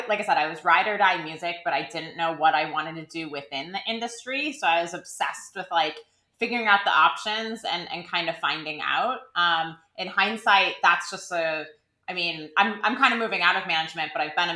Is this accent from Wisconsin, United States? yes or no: yes; a suburb of Milwaukee, Wisconsin, United States; moved away as an adult; also born or lived in Boston; I was from a suburb of Milwaukee, and I was obsessed with Britpop bands growing up